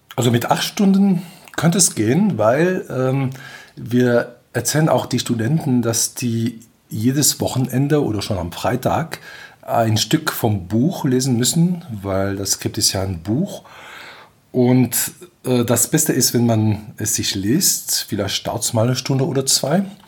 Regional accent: Belgium; German is a second language; moved away as an adult; also born or lived in England / United States / Delft, Netherlands; now in Germany; komme aus Belgien, spreche normalerweise auch Französisch, daher vielleicht meinen schönen Akzent.

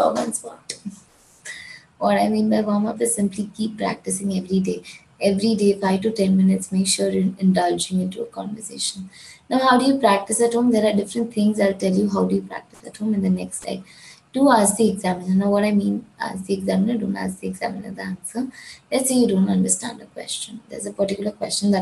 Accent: Gujarat, India; I'm from India, I belong to Gujarat.

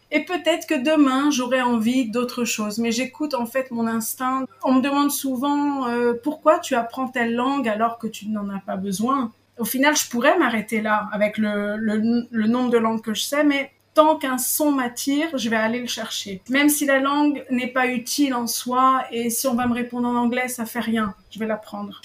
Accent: Paris, Île-de-France, France; moved away as an adult; now in Israel; je suis française, je suis née à Paris, j'ai vécu pendant 38 ans à Paris. Et là, bah, j'ai changé un peu de vie dans le sens où j'habite en Israël

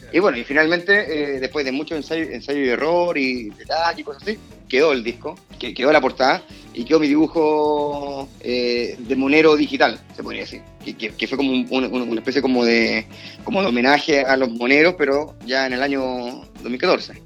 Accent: Santiago, Santiago Metropolitan Region, Chile; Soy de acá de Santiago

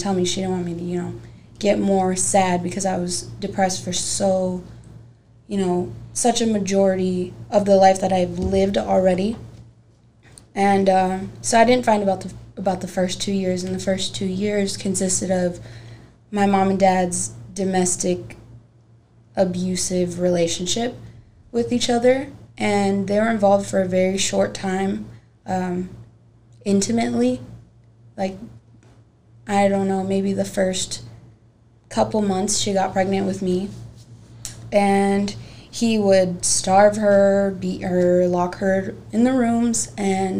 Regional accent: Gary, Indiana, United States; moved away; also born or lived in Merrillville, Indiana; I'm from Indiana. I was born in Maryville, Indiana, but I grew up in Miller and Gary, Indiana

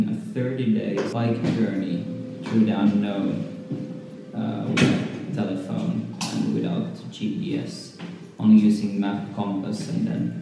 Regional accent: Helsinki, Uusimaa, Finland; now in Berlin, Germany; I come from Helsinki. I live in Berlin since a few years.

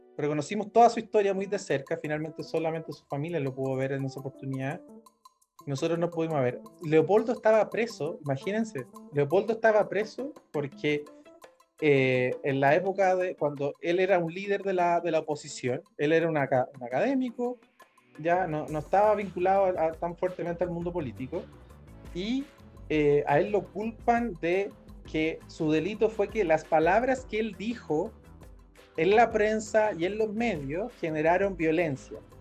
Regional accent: Rancagua, O'Higgins, Chile; mi ciudad natal, en Rancagua

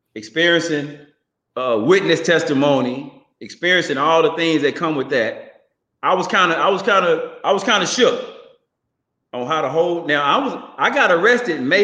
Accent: Houston, Texas, United States; Growing up in Houston, Texas, I went to Holy Temple Church of God in Christ on Reed Road in South Park.

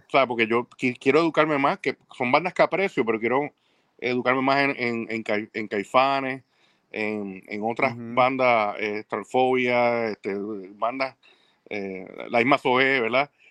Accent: Puerto Rico; yo soy de Puerto Rico

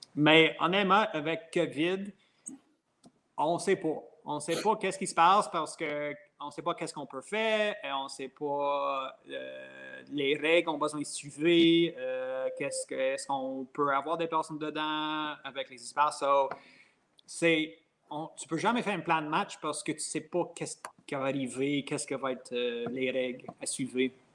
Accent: Franklin, Quebec, Canada; moi, je viens de Covey Hill, Franklin

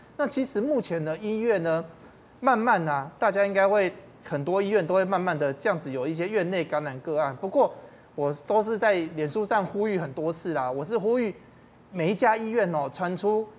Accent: Taiwan; 我们台湾人的善良啊

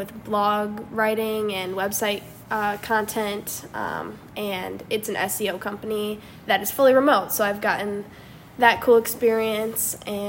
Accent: Chicago suburbs, Illinois, United States; moved away as an adult; now in San Francisco, United States; I grew up in the Chicago suburbs, and I go to Miami University

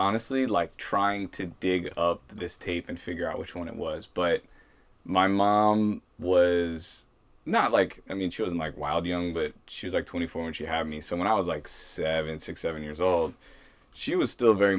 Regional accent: Portland, Maine, United States; Portland was a very safe and good place to grow up

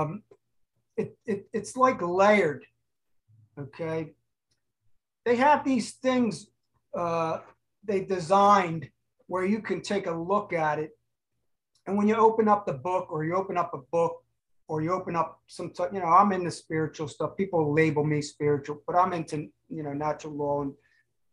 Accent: Cherry Hill, New Jersey, United States; now in Huntington Beach, United States; I was from South Jersey, outside of Cherry Hill.

